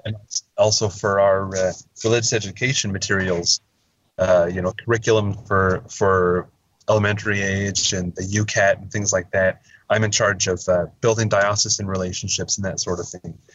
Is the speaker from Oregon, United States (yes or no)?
yes; Verboort, Oregon, United States; originally I'm from uh, a little, tiny little town. I hesitate to even call it a town. It's more of a, a, a hamlet, a little unincorporated community called Verboort in uh, uh, a little west of Portland